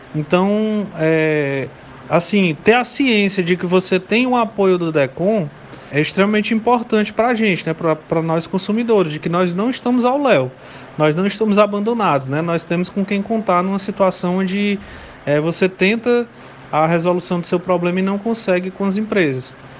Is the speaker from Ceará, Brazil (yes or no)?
yes; Morada Nova, Ceará, Brazil; eu sou do interior, da cidade de Morada Nova